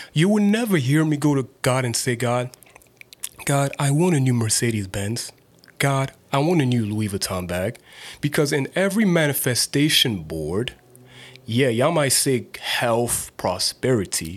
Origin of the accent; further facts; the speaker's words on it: Nigeria; As a Nigerian person